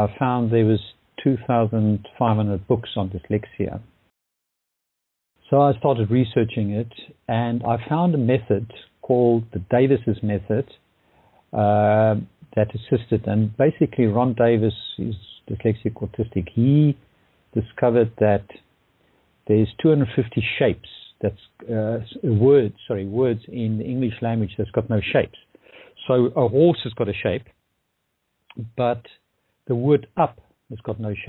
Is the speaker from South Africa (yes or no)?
yes; Pretoria, Gauteng, South Africa; moved away as an adult; also born or lived in London / Dublin; I'm originally from Pretoria, South Africa, and I've been in London and Dublin now for the last 30 years